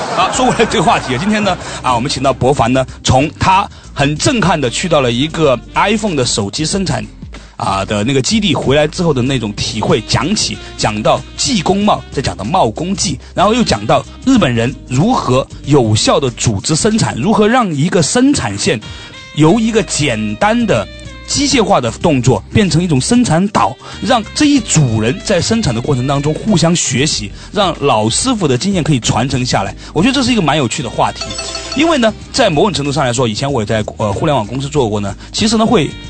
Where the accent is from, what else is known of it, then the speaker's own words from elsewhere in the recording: China; 我们中国人